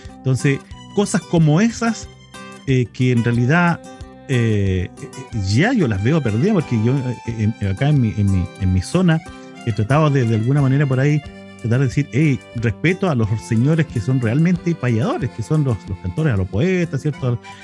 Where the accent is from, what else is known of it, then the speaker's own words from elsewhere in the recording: Chile; nosotros como identidad chilena